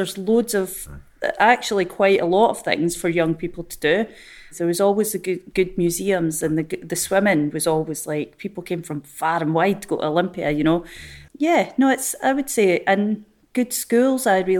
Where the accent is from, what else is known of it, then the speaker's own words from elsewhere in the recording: Dundee, Scotland, United Kingdom; Yeah, I absolutely loved the limelight when I was growing up as a child.